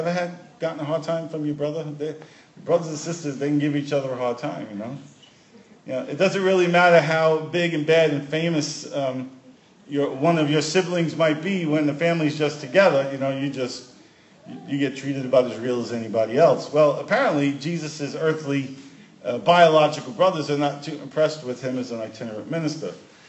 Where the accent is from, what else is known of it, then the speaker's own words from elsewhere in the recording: New York City, New York, United States; moved away; I can remember growing up in Brooklyn, which has a large Jewish representation in the population.